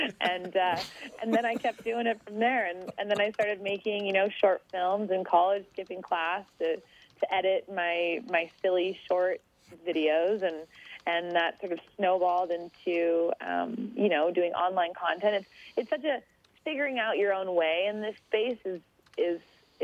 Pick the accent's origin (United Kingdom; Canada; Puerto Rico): Canada; Nanaimo, British Columbia; moved away as an adult; also born or lived in Port Alberni / Quebec / Switzerland; I grew up on Vancouver Island in BC, Canada